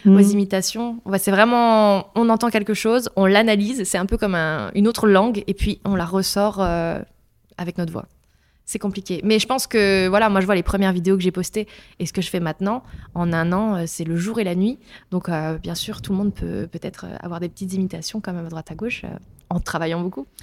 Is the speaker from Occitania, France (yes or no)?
no; countryside in Meurthe-et-Moselle, near Longwy, Grand Est, France; J'ai grandi à la campagne en Meurthe-et-Moselle, près de Longwy